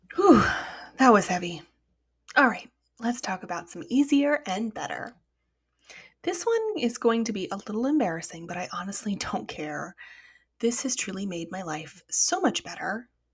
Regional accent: United States; As an American

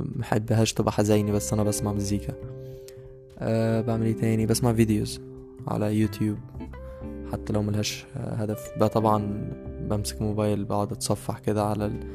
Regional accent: Beheira, Egypt; moved away as an adult; also born or lived in Cairo (university city, Ain Shams); now in Cairo, Egypt; أنا مغترب لأن أنا أصلا من البحيرة

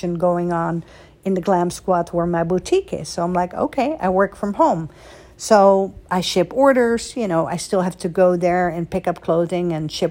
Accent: Netherlands; also born or lived in Beverly Hills; now in United States; I was born and raised in Holland, right? And then I came to America

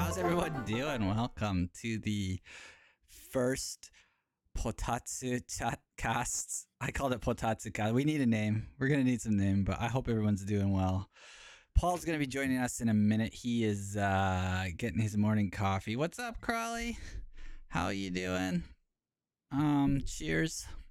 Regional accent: Canada; moved away as an adult; now in Japan; So I'm r, from Canada, uh, and actually Palbert is the closest, biggest city from my hometown.

